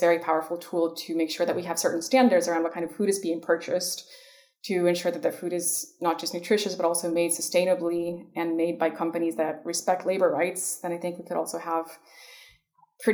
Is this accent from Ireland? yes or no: no; Ecuador; moved away; I grew up in Ecuador at the height of neoliberalism in the 90s